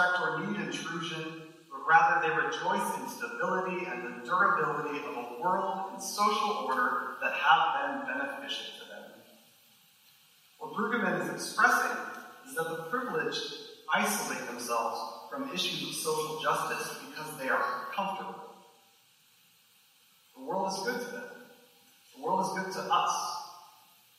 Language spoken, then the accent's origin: English; Grand Rapids, Michigan, United States; I grew up outside Grand Rapids, Michigan, in a predominantly white Christian evangelical town